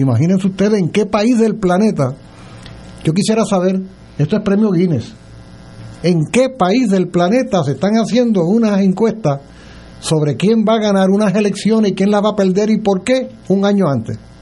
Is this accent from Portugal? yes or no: no; Puerto Rico